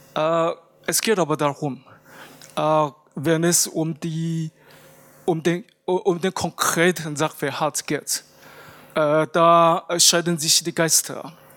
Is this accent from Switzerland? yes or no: no; Japan; moved away; bei uns in Japan